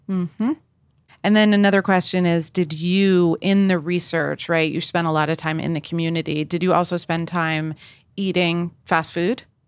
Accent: East Coast, United States; I grew up on the East Coast.

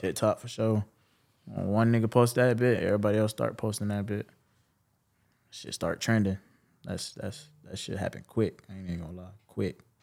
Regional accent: Jacksonville, Florida, United States; I'm from Hill, Jacksonville, Westside. Um, okay. You know, born and raised

